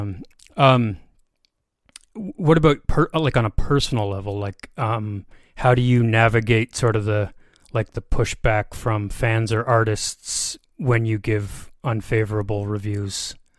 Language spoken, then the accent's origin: English; Brockville, Ontario, Canada; also born or lived in near Toronto; I grew up like in Brockville, Ontario. I, like I say, I live near Toronto now